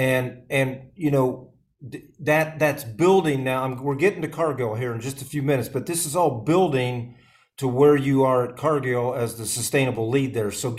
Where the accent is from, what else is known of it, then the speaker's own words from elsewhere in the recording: Midwest, United States; I grew up in the Midwest